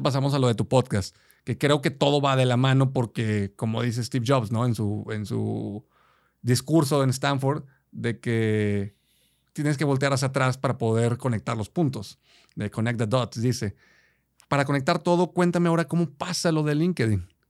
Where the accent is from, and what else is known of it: Mexico